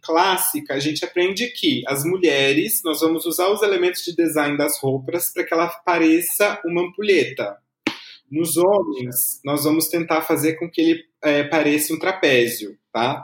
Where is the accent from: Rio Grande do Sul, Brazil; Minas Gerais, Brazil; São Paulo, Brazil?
São Paulo, Brazil; Taubaté; now in São Paulo, Brazil; eu sou de Taubaté